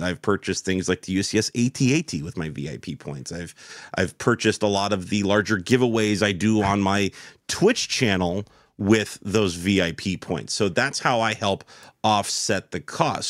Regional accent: United States; as an American

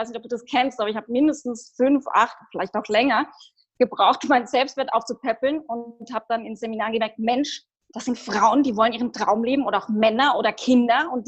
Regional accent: Heidelberg, Baden-Württemberg, Germany; now in Austria; ursprünglich komme ich auch aus Deutschland, aus ah. Heidelberg.

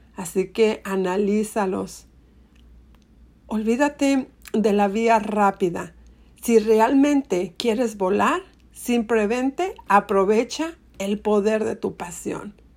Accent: Monterrey, Nuevo León, Mexico; en Monterrey, mi ciudad natal

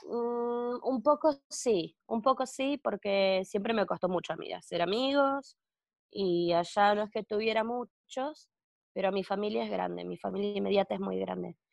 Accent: Wilde, Buenos Aires Province, Argentina; now in Barcelona, Spain; yo soy de, de provincia de Buenos Aires, de Wilde.

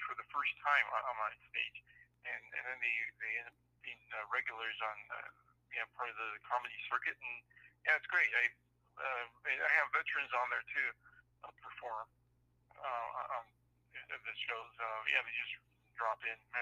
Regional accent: San Francisco, California, United States; also born or lived in Argentina / Connecticut; When I came to San Francisco, our family came over when I was 6 years old. And, I've been there pretty much ever since.

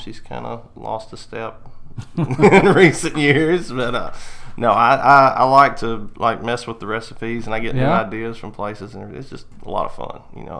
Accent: Louisiana, United States; also born or lived in Monroe / Baton Rouge / Pineville; Well, see, that's where my family's from. I was born in Monroe, Louisiana. And then we moved around. We lived like Baton Rouge, Pineville, all over the state, kind of.

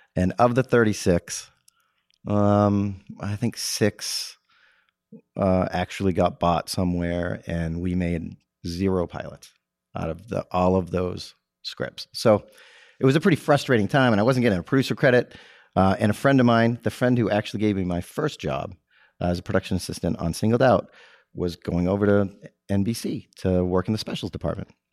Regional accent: Texas, United States; also born or lived in Massachusetts; my mother remarried, and we relocated to Texas when I was ten

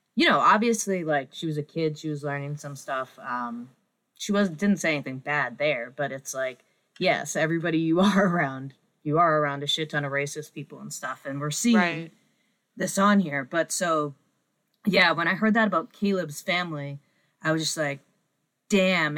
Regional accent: New England, United States; I'm from New England, and like it's just part of you can't escape you like sports culture here

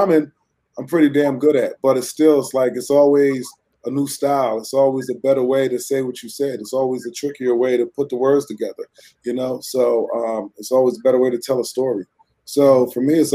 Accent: Fairfax, Virginia, United States; also born or lived in Philadelphia; I grew up in Virginia, Fairfax, Virginia

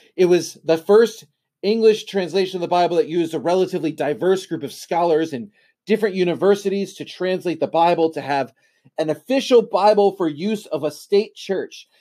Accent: United States

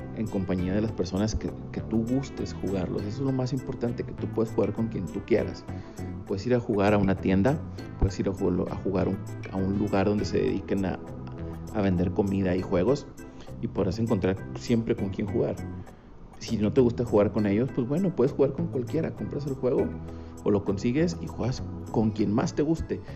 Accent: Monterrey, Nuevo León, Mexico; soy originario de Monterrey, Nuevo León

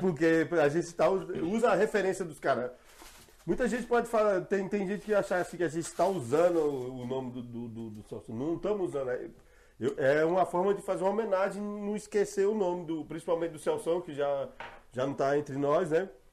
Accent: Ceilândia, Federal District, Brazil; moved away as an adult; now in Jardim Mangueiral, Brazil; não nego que eu sou da Ceilândia

